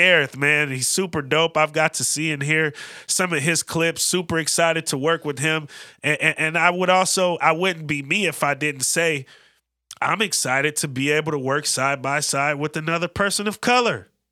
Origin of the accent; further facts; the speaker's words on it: Bay Area, California, United States; also born or lived in Oakland; now in Portland, United States; both growing up in the Bay Area, same class, two thousand eleven.